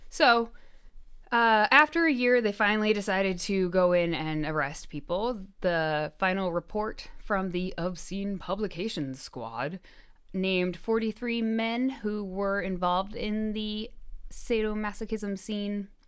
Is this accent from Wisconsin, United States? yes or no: no; Chicago, Illinois, United States; we're from Chicago? Someone tell us where we sound like we're from.